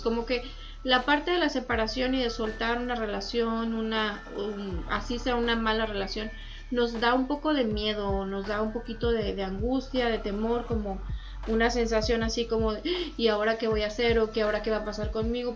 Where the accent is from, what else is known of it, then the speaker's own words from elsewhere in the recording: Saltillo, Coahuila, Mexico; moved away; yo soy de Saltillo